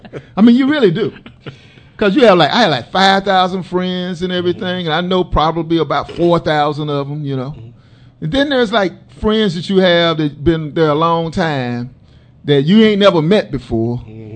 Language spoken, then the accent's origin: English; Dallas, Texas, United States; I'm from Texas